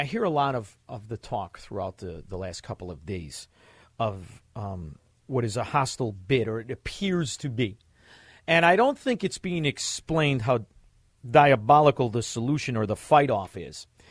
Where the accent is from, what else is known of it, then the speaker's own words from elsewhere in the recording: Chicago, Illinois, United States; We are from Chicago